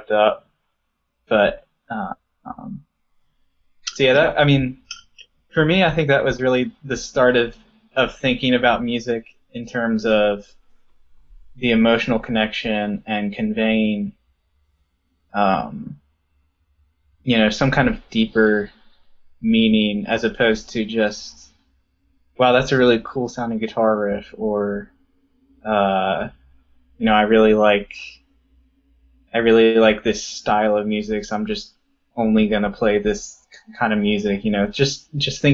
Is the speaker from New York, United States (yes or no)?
no; Baltimore, Maryland, United States; now in Northern Virginia, United States; we were born and raised in Baltimore, Maryland. Right now... I live in Northern Virginia, just outside of D.C.